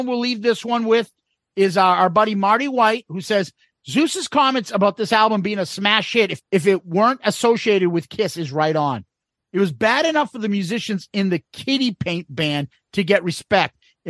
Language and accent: English; Dublin, Leinster, Ireland; accent: Dublin; It sounds like you're slagging my Dublin accent.